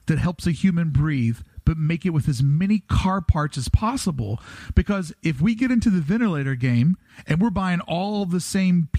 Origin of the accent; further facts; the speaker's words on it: Kentucky, United States; now in Los Angeles, United States; I am from Kentucky. I do live next to the Hollywood Hills